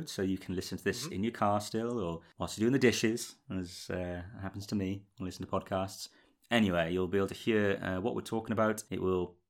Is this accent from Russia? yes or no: no; United Kingdom; I, as a British person